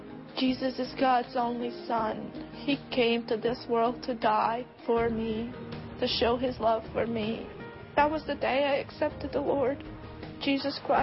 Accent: Bosnia & Herzegovina; I was born and raised in Bosnia, a country torn with war and just pure devastation

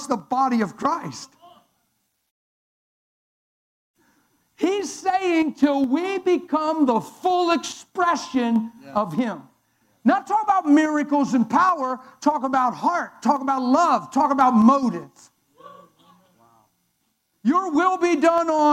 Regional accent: Pennsylvania, United States; I'm from Pennsylvania

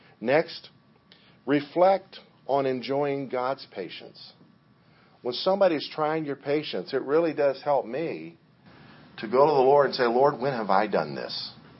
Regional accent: Liberia; When I was a kid, I grew up in Liberia on the mission field

